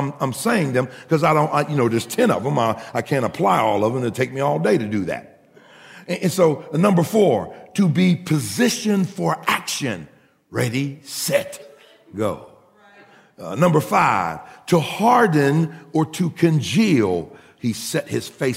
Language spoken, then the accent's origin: English; Pittsburgh, Pennsylvania, United States; we're from Pittsburgh